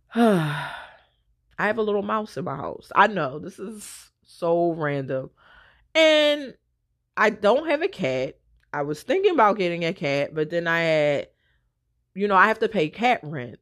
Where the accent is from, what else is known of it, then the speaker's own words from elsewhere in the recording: Philadelphia, Pennsylvania, United States; I'm from West Philly